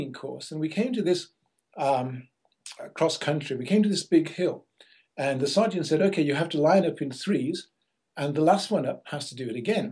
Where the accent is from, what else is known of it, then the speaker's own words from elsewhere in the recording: Liverpool, North West England, United Kingdom; I was born in Liverpool in England